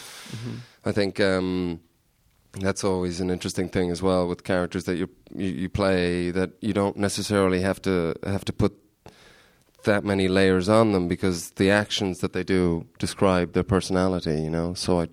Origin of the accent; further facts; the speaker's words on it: Ireland; sort of people always think I'm Canadian, but I'm actually Irish in disguise.